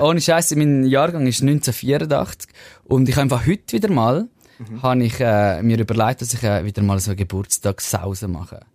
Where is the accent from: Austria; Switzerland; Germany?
Switzerland; Zurich; accent: Zurich dialect; aus Zürich raus mit meinem unsympathischen Dialekt